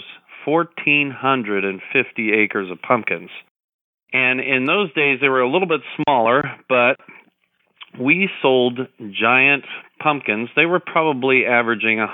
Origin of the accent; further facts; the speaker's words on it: Modesto, California, United States; I am in Modesto, California. I'm living here since 1982